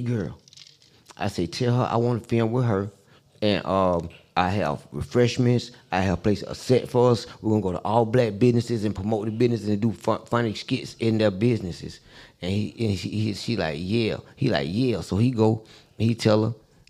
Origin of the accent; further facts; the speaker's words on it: Atlanta, Georgia, United States; we grew up in Southwest Atlanta.